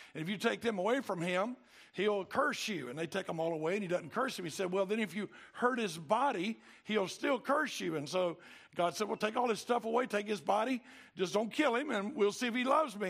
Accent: Cartersville, Georgia, United States; I'm from Cartersville

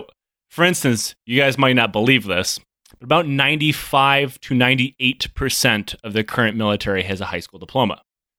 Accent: Michigan, United States; You know, I grew up in Michigan.

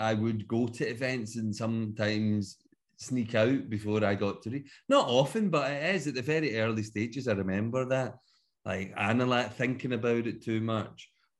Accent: Glasgow, Scotland, United Kingdom; now in Edinburgh, United Kingdom; Because obviously I'm from Glasgow, but I live in Edinburgh and Leith. Been here for about 12 years now.

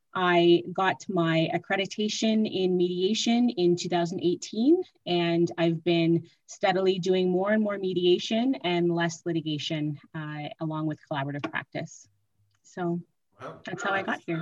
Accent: Mississauga, Ontario, Canada; moved away as an adult; now in Ottawa, Canada; I am originally from Mississauga, and I moved to Ottawa to attend law school

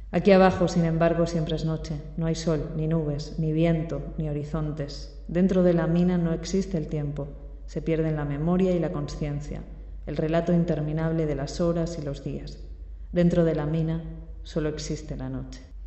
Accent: Castile and León, Spain; en la montaña leonesa, en mi tierra. Esos hombres hablan como hablamos los de León

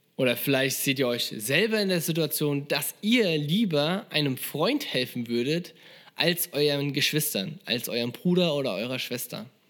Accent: Germany; als Deutscher

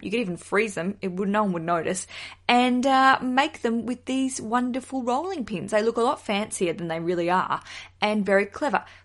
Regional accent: Australia; as an Australian visiting America

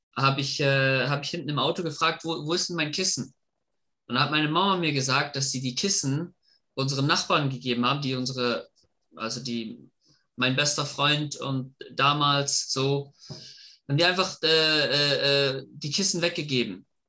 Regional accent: Germany; moved away; also born or lived in Hudson, Massachusetts, United States; Ich komme ursprünglich aus Deutschland und habe sechs Jahre meines Lebens in den U S A verbracht

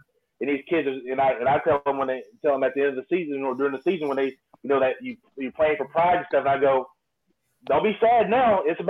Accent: Alabama, United States; I'm from Alabama

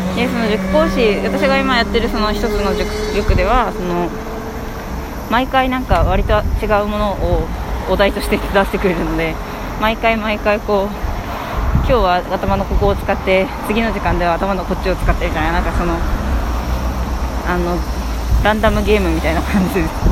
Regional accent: Hokkaido, Japan; moved away; 私の場合は北海道出身なので北海道にはうなぎ屋がほぼほぼないんですよね

